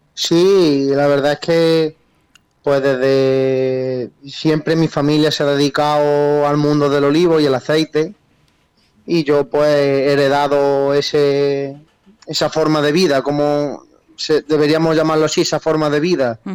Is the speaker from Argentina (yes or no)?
no; Jaén, Andalusia, Spain; los dos somos de Jaén